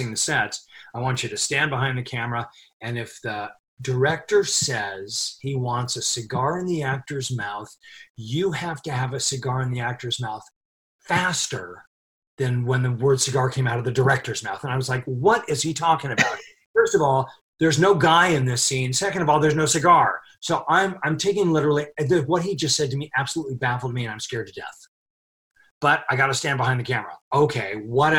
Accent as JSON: {"language": "English", "town": "Los Angeles", "region": "California", "country": "United States", "tie": "born or raised there", "said": "I was born and raised in Hollywood"}